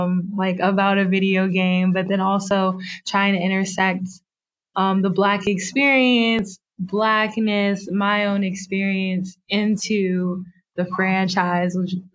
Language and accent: English; Keysville, Virginia, United States; moved away; also born or lived in Farmville, Virginia / Manassas, Virginia / Chapel Hill, North Carolina; So I'm from Keysville, Virginia. Well, I was born in Farmville, Virginia, but I feel that it's complicated. I feel like, you know, I lived in Keysville, Virginia. Me and my mom moved to Manassas, Virginia, and I graduated from the University of North Carolina at Chapel Hill.